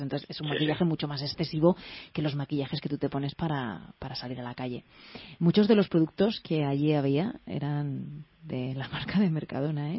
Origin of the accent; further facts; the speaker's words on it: Valencian Community, Spain; yo soy de la comunidad valenciana y le tengo mucho cariño